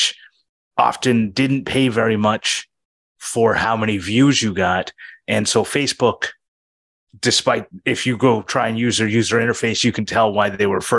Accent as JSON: {"language": "English", "country": "Canada", "said": "I'm from Canada"}